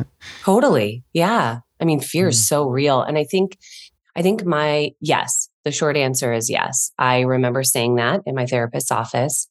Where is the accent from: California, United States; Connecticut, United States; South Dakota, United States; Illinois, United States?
Illinois, United States; Chicago; I'm from Chicago originally.